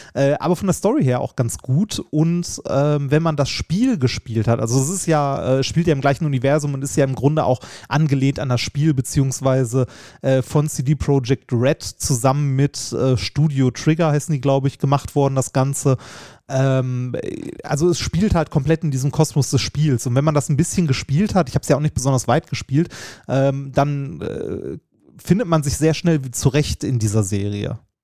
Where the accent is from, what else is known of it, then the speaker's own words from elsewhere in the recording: Essen, North Rhine-Westphalia, Germany; Altendorf, äh, stadtnah im Norden, wo ich groß geworden bin.